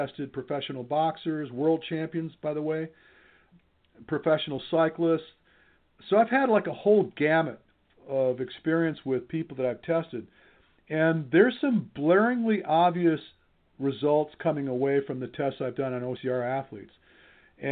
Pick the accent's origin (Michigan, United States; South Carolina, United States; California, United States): Michigan, United States; I'm from Michigan